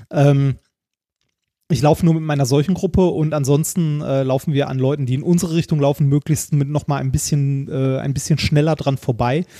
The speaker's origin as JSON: {"language": "German", "town": "Essen", "region": "North Rhine-Westphalia", "country": "Germany", "tie": "born or raised there", "said": "nahe der Stadt Stadtteils, wo ich aufgewachsen bin, äh, und zwar an der Grenze zwischen Stadtmitte und Altendorf."}